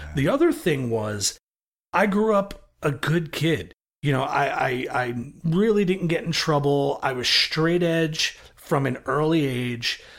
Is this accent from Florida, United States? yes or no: no; New York City, New York, United States; I grew up in Brooklyn, New York